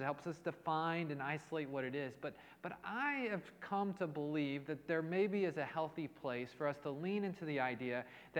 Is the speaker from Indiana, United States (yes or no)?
yes; Indianapolis, Indiana, United States; now in Cleveland, United States; I'm actually from Indianapolis originally. Kind of born and raised in Indianapolis, Indiana, but I hail from Cleveland at this time.